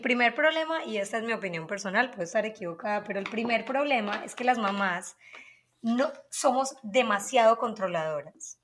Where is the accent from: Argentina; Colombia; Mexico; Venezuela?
Colombia; now in United States; soy colombiana, obviamente, se me nota